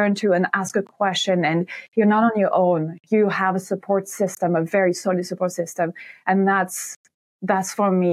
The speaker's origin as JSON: {"language": "English", "area": "near Montpellier", "region": "Occitania", "country": "France", "tie": "born or raised there", "moved": "as an adult", "lives_now": "Ireland", "said": "I am French from the south of France. Some people might know Montpellier. So my hometown is right next to Montpellier."}